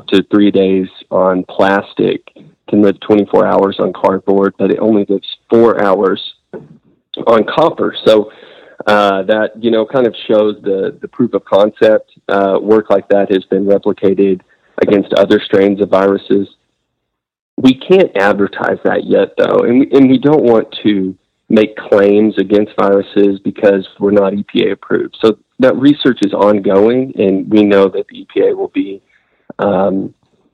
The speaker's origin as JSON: {"language": "English", "town": "Amarillo", "region": "Texas", "country": "United States", "tie": "born or raised there", "said": "I'm from Amarillo originally. I was born and raised here"}